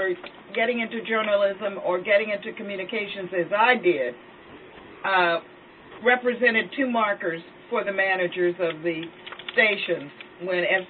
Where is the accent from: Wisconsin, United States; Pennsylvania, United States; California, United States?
Pennsylvania, United States; Pittsburgh; I'm from Pittsburgh, Pennsylvania